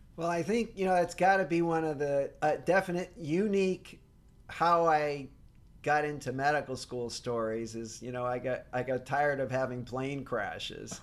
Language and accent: English; Fall River, Massachusetts, United States; I grew up in Fall River, Massachusetts